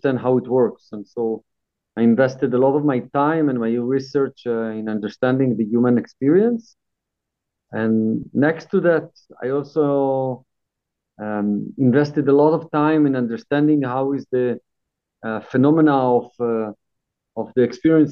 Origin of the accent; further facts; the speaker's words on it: Israel; moved away as an adult; also born or lived in Brazil / Netherlands / England; now in Thailand; I was born in Israel. I lived there until 11 years ago